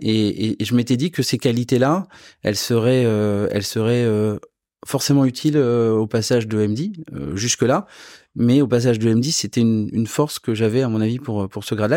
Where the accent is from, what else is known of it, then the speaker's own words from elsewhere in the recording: south-west France, France; moved away; also born or lived in Versailles; je viens du Sud-Ouest